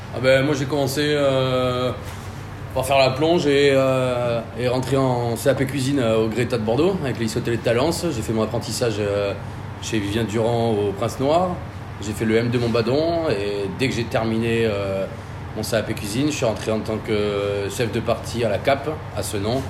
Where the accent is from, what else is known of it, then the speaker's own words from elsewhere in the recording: Croatia; also born or lived in Basque Country, France; now in France; chez moi en Croatie